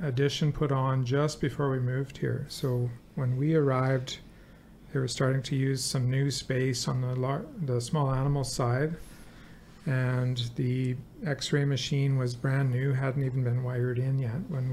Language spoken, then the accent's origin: English; Barrhead, Alberta, Canada; moved away as an adult; now in Fort St. John, Canada; that's my hometown